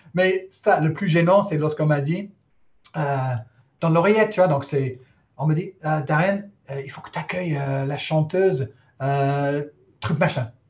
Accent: England, United Kingdom; first language English; French is a second language; moved away as an adult; now in France; ma petite tête d'anglais

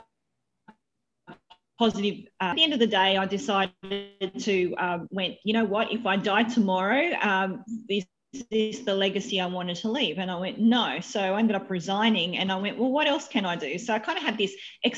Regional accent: Wollongong, New South Wales, Australia; moved away as an adult; now in Sydney, Australia; Born and bred in Wollongong.

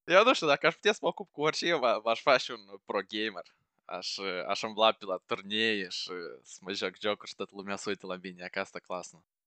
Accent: Moldova; moved away as an adult; now in United Kingdom; Eu trăiesc în Marea Britanie și am trăit toată viața mea în Moldova

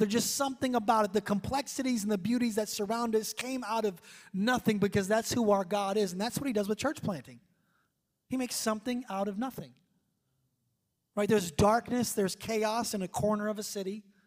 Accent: United States; moved away; we're from New York, New Jersey

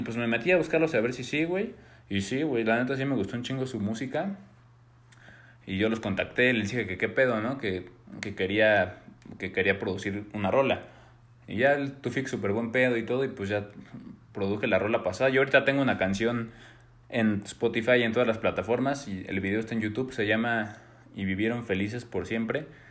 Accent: Mexico; somos de México y somos músicos.

